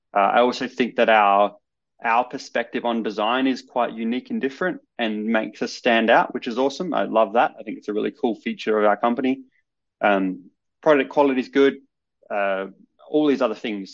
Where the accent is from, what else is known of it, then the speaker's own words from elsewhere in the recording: Adelaide, South Australia, Australia; I grew up in Adelaide, which is the capital city of South Australia